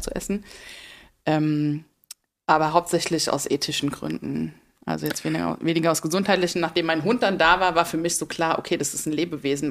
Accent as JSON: {"language": "German", "region": "Rhineland-Palatinate", "country": "Germany", "said": "in Rheinland-Pfalz, da wo ich herkomme"}